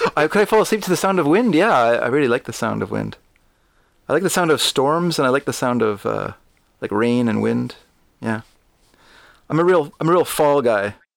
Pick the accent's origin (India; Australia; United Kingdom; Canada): Canada; I'm a Canadian